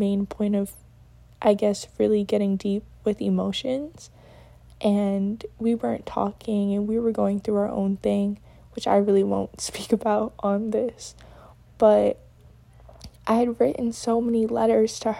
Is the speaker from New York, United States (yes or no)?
yes; New York, United States; moved away as an adult; now in Connecticut, United States; I'm from New York, but I do go to school in Connecticut, and I'm out of state